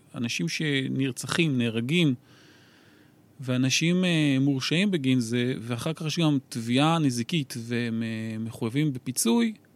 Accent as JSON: {"language": "Hebrew", "town": "Kiryat Bialik", "region": "Haifa District", "country": "Israel", "tie": "born or raised there", "moved": "yes", "said": "אני גדלתי ב-, בשכונה צור שלום קראו לזה, אה, עדיין קוראים לזה"}